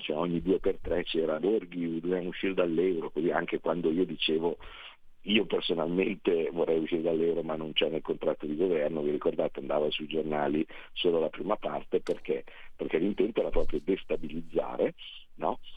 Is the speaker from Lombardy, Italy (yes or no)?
yes; Carnate, Lombardy, Italy; mio padre ha scelto di andare lì perché era comodo, eh, quando avevo sei anni